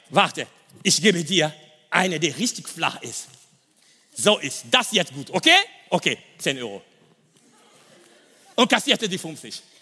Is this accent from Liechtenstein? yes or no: no; DR Congo; German is a second language; ich komme aus dem Kongo und im Osten von Kongo, es gibt Bürgerkrieg.